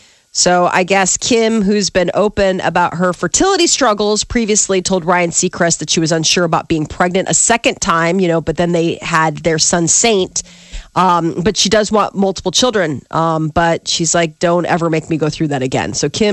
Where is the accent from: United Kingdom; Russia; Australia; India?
United Kingdom; we're British, we don't talk about things like this.